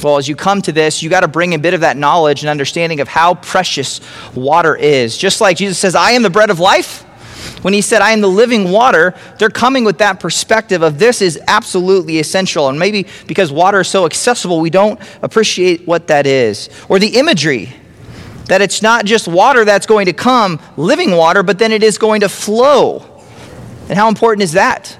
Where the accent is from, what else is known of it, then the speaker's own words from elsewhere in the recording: Grand Island, Nebraska, United States; moved away as an adult; also born or lived in Los Angeles; i grew up around grand island